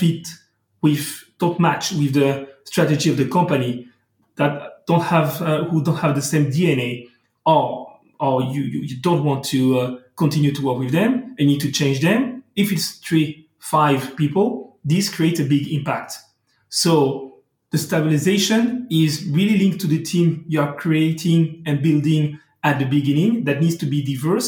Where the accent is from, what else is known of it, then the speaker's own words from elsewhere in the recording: France; accent: French; English is a second language; I'm talking English, as you can hear, but with a beautiful French accent. So I'm not bilingual.